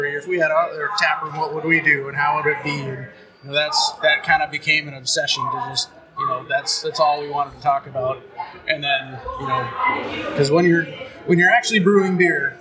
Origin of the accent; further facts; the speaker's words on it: Barnesville, Minnesota, United States; I grew up in Barnesville